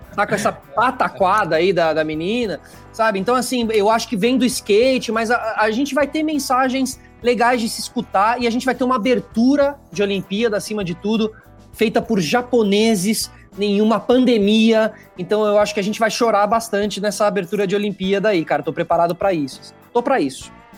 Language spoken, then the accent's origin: Portuguese; Brazil; nós somos competitivos na ginástica